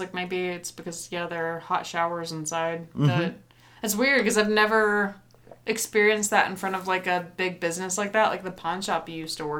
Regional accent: Tennessee, United States; now in Missoula area, Montana, United States; I'm from Tennessee.

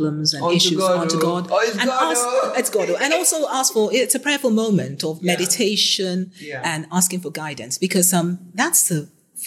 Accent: Nigeria; I'm Nigerian any day and Nigeria

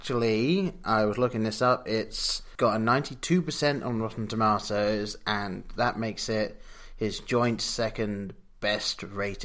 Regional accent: England, United Kingdom; growing up in England

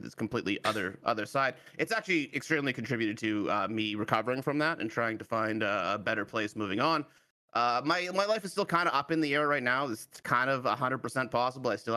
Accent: Canada; I'm from Canada. One of us Canucks.

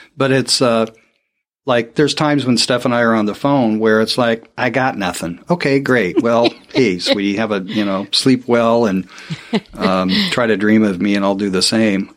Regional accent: Portland, Oregon, United States; born and raised in Portland, Oregon

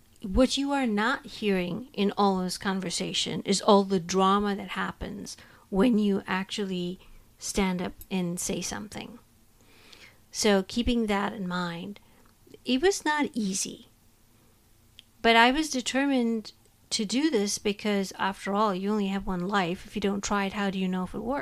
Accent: India; moved away as an adult; now in United States; I was born and raised in India and now have lived in the United States longer than I was in my home country.

